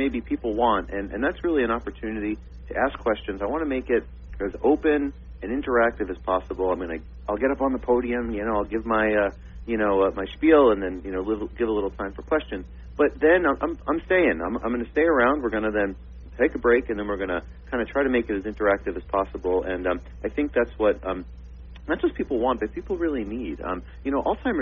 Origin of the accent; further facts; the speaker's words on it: Long Island, Suffolk County, New York, United States; moved away as an adult; also born or lived in Missouri / Miami / Boston; now in South Florida, United States; I grew up, born and raised in New York. I grew up on Long Island over in Suffolk County